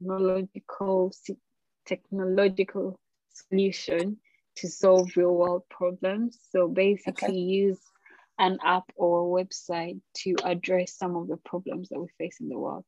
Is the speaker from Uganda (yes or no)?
yes; Kampala, Central Region, Uganda; moved away as an adult; also born or lived in Birmingham, United Kingdom; now in United Kingdom; I'm from Kampala, Uganda, my favorite place in the world. But the UK is definitely my second home now